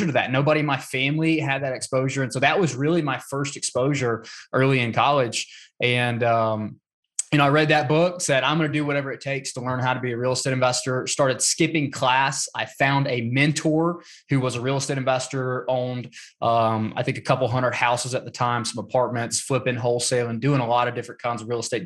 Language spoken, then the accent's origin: English; North Georgia, United States; now in Atlanta, United States; I am from Georgia, born in a small town in North Georgia, currently live in Atlanta.